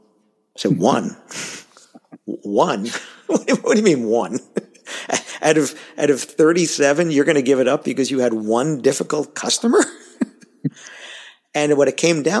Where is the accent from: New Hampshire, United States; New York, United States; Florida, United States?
New York, United States; New York City; accent: New York; I grew up in Queens